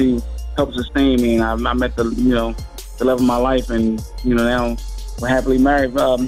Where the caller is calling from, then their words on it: Philadelphia, Pennsylvania, United States; I'm calling from the city of brotherly love, sisterly affection, Philadelphia, Pennsylvania.